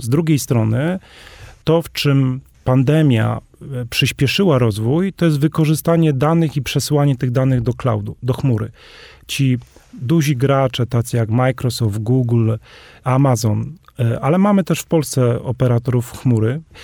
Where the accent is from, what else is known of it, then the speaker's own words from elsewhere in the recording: Polish Highlands, Podhale, Poland; sam jestem góralem